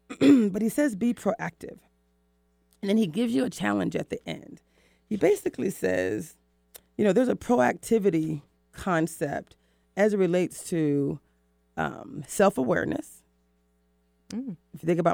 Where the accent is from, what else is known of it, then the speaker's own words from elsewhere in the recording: the South, United States; also born or lived in East Coast; now in West Coast, United States; I'm from the South.